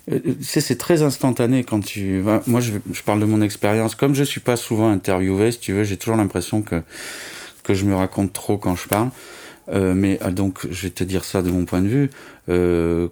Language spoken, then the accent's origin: French; Nice, Provence-Alpes-Côte d'Azur, France; moved away as an adult; also born or lived in Toulouse / Paris; je suis né à Nice, voilà. J'ai resté 20 ans, j'ai fait des études d'art là-bas.